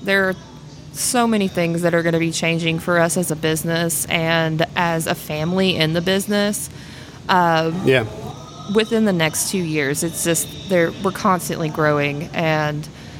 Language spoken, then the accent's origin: English; Gulfport, Mississippi, United States; born and raised in Gulfport.